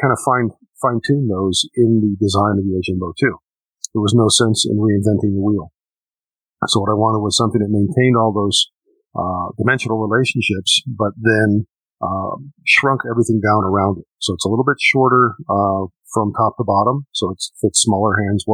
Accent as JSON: {"language": "English", "town": "Chicago", "region": "Illinois", "country": "United States", "moved": "yes", "said": "I'm from Chicago originally, still have family back there"}